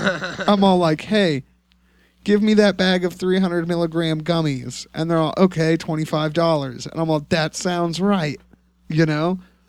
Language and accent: English; California, United States; being a Californian and being a medical patient in California